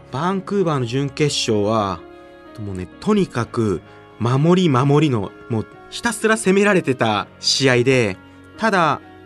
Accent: Nagano, Japan; 大学も地元長野県の信州大学に行き

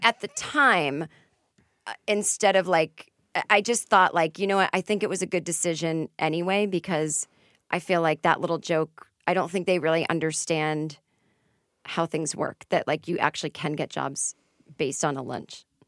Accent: Boston, Massachusetts, United States; now in Los Angeles, United States; I'm from Boston, we say wicked, we say this. I know we sound stupid.

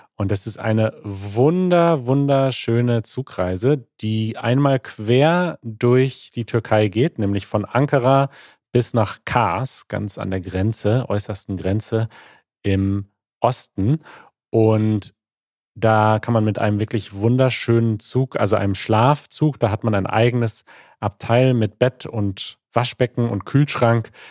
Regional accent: United Kingdom; German is a second language; ich komme aus Großbritannien

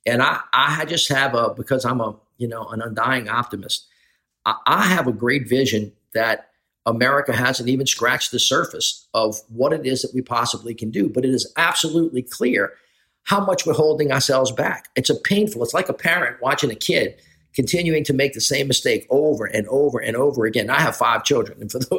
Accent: the South, United States; also born or lived in New Orleans; as a white male from the South

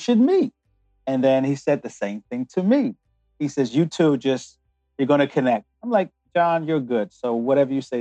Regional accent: United States; also born or lived in London, United Kingdom; made in heaven, born in England, and developed in the United States

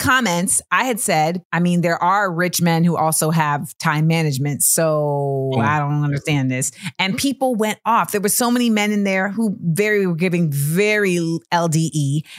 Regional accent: Florida, United States; I grew up in Florida.

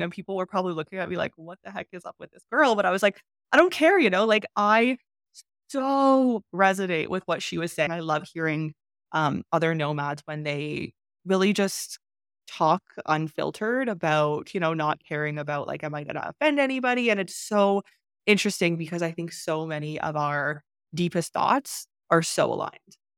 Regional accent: Canada; moved away as an adult; also born or lived in China; How can I leave Canada? How can I leave my home country?

